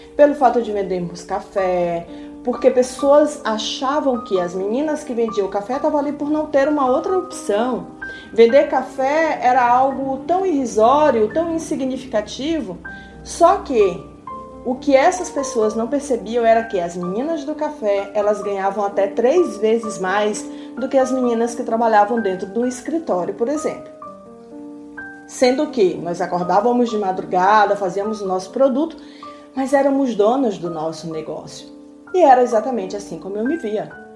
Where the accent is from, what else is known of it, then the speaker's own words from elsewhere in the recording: Maranhão, Brazil; now in São Paulo, Brazil; minha terra natal do Maranhão